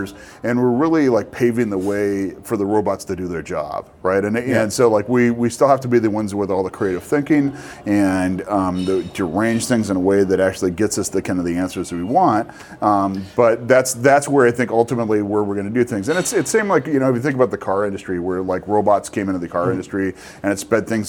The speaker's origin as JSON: {"language": "English", "town": "Los Angeles", "region": "California", "country": "United States", "tie": "born or raised there", "also_born_or_lived": "Wisconsin", "said": "born and raised in Los Angeles"}